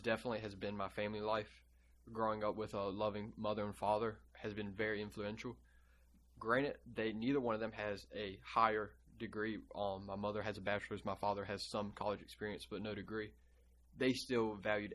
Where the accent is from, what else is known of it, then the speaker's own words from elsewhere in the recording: Bertie County, North Carolina, United States; I am from Burt T. County Schools